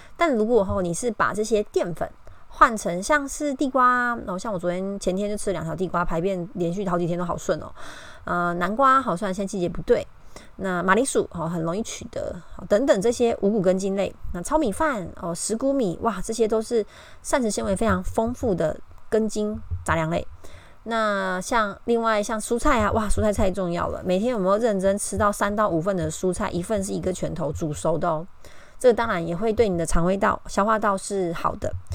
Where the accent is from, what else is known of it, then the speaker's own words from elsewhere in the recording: Taiwan; 我们台湾人